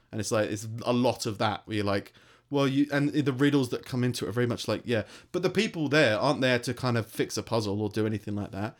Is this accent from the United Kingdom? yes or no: yes; London, United Kingdom; accent: London; now in Stoke, United Kingdom